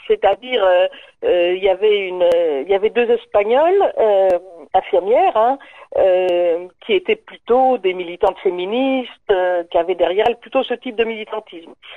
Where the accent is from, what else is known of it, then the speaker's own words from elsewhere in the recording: Paris, Île-de-France, France; je suis parisienne